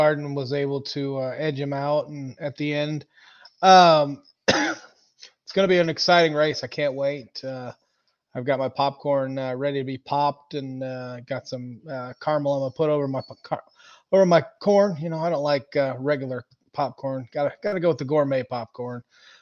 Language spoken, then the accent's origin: English; Indianapolis, Indiana, United States; Growing up in Indy